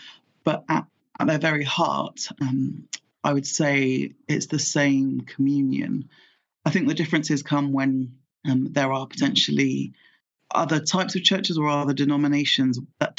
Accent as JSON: {"language": "English", "country": "Nigeria", "said": "As a Nigerian, I know that my Nigerian family are much louder than my husband's family"}